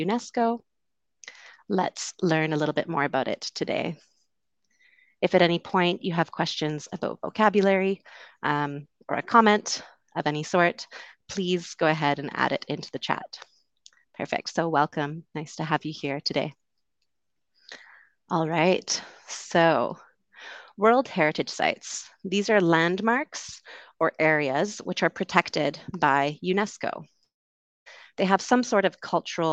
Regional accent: West Coast of Canada, Canada; moved away as an adult; also born or lived in London, United Kingdom; I'm originally from Canada. I grew up on the West Coast.

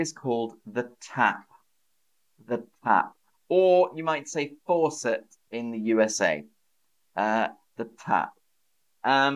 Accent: United Kingdom; as a British person

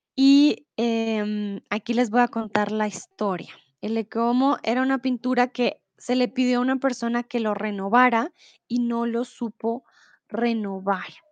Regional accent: Bogotá, Colombia; now in Germany; yo soy de Colombia, de Bogotá

